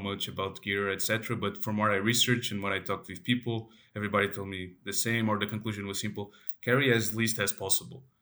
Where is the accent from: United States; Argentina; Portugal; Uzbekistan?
Portugal; I am from Portugal, and I am from, uh, let's say, a rural area